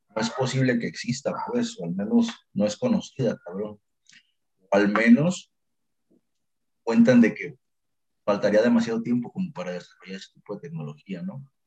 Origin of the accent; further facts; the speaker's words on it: Mexico; aquí como mexicanos